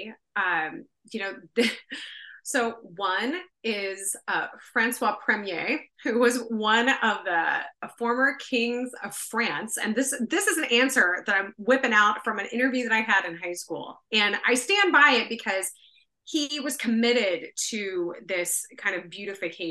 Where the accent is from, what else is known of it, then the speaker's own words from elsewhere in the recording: Bakersfield, California, United States; also born or lived in Signal Hill, California / Berkeley, California; I grew up in Bakersfield, very flat, very hot